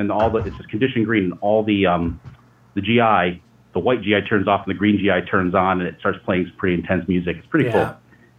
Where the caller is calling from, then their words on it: upstate New York, United States; I'm calling from upstate New York